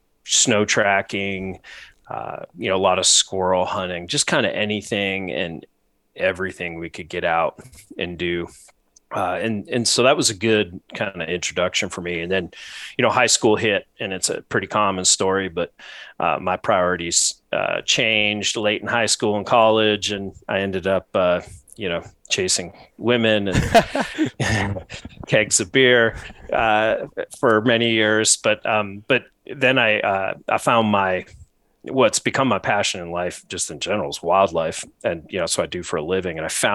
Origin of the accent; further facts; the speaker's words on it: New England, United States; Yeah, so I grew up in New England, up in the Northeast.